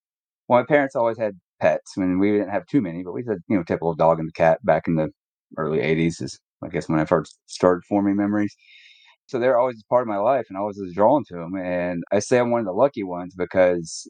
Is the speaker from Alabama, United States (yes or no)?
yes; Huntsville, Alabama, United States; I'm from Alabama, Huntsville